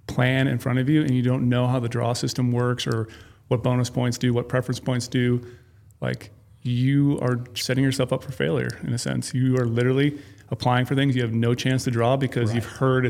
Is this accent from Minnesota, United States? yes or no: yes; Minnesota, United States; I grew up in Minnesota